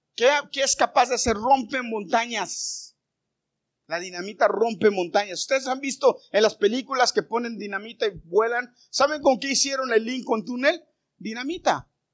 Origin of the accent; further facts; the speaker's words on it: Mexico; now in United States; Yo no dejé de ser mexicano, yo sigo siendo mexicano. Pero soy ciudadano americano.